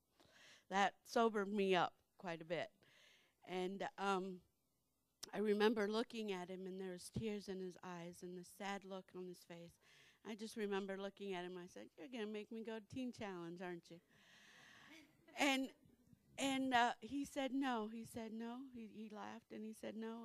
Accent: Naples, Florida, United States; moved away; I'm from Naples, Florida.

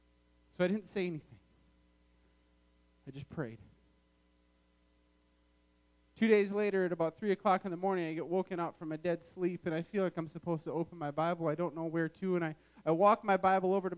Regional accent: Wisconsin, United States; moved away; also born or lived in Michigan; I grew up in Wisconsin

